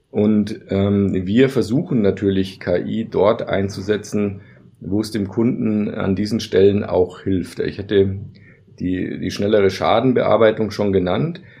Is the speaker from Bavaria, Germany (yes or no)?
yes; Bavaria, Germany; ich komme selber aus Bayern, dass man vielleicht lieber mit einem Bayern spricht